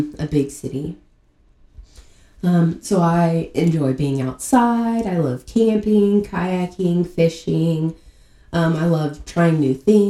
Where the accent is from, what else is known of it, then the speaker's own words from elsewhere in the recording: Kansas, United States; I was born and raised in Kansas